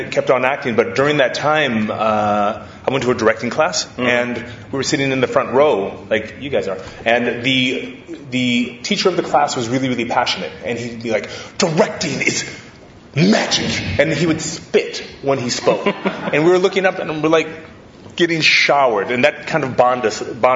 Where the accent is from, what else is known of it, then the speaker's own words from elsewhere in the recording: Hawaii, United States; I grew up in Hawaii, and my mom put me into karate when I was a kid